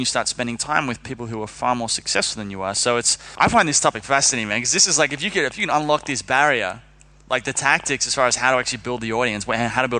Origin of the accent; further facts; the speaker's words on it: Sydney, New South Wales, Australia; moved away; I'm from Sydney, Australia.